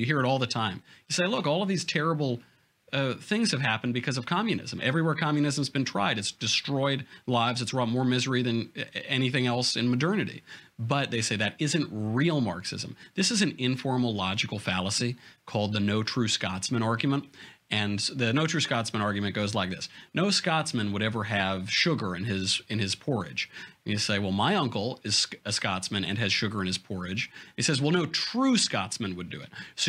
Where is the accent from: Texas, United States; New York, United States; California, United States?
New York, United States; moved away as an adult; now in Los Angeles, United States; I'm from New York and went to a liberal college and I live in L.A.